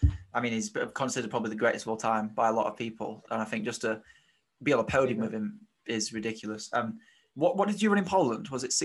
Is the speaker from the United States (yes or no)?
no; United Kingdom; obviously, being a Brit, seeing you just with all the East Africans at the front.